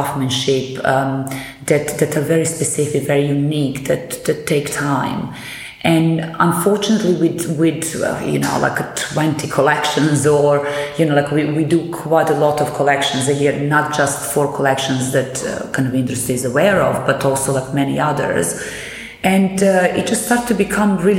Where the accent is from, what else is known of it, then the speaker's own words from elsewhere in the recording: Belgrade, Serbia; moved away as an adult; now in London, United Kingdom; I come from Belgrade, from Serbia, where I studied